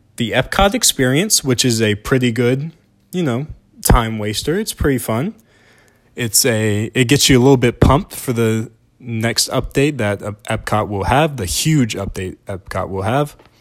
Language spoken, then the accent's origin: English; Deep South, United States; I am from the Deep South